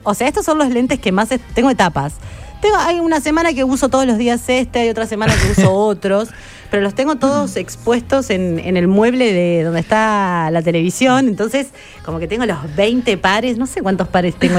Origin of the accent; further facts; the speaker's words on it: Chacabuco, Buenos Aires Province, Argentina; moved away; Yo soy de Chacabuco, provincia de Buenos Aires.